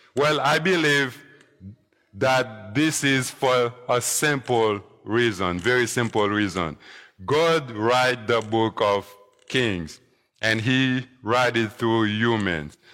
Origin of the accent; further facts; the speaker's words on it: Haiti; moved away; growing up in Haiti when I was younger